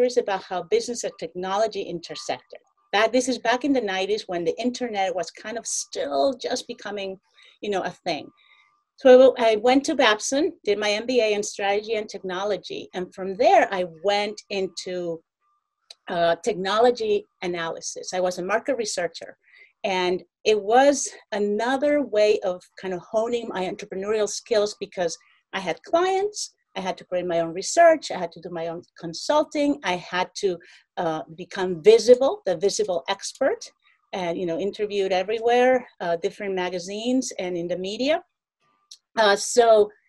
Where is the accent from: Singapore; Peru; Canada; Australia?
Peru; also born or lived in New York; now in United States; When I became an immigrant into the States, I was born in Peru. And when I moved to the United States